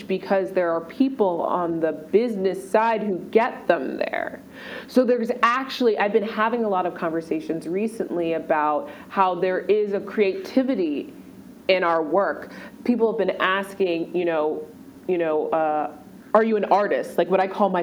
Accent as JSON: {"language": "English", "region": "Maryland", "country": "United States", "tie": "born or raised there", "also_born_or_lived": "Washington, D.C.", "moved": "as an adult", "lives_now": "New York, United States", "said": "I grew up in Maryland"}